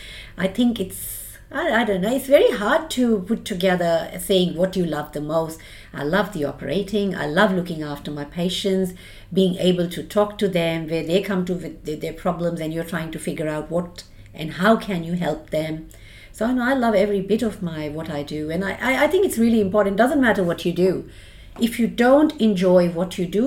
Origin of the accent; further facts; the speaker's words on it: India; moved away as an adult; now in Australia; I'm an immigrant. I immigrated from India. I've done my basic degree and I did my specialization in India. And then in 2004, I moved with the boys and I came to Australia